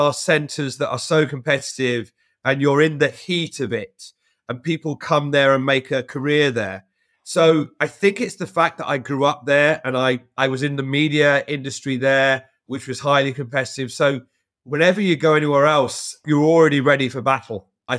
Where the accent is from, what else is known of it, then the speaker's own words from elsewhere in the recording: London, United Kingdom; moved away as an adult; Born and grew up in London.